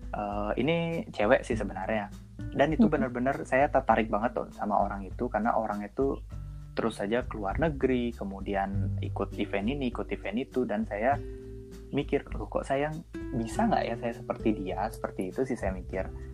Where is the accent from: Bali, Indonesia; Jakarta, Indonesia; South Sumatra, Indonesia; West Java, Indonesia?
Bali, Indonesia; Denpasar; berasal dari Denpasar, tepatnya di Provinsi Bali